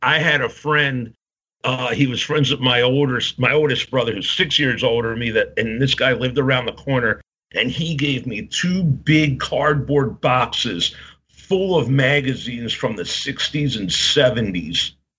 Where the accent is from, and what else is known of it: Baltimore, Maryland, United States; born or raised there